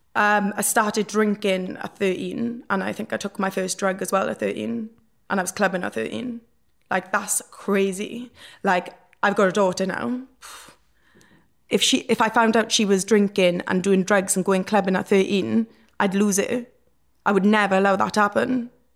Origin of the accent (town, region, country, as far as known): Port Talbot, Wales, United Kingdom; born or raised there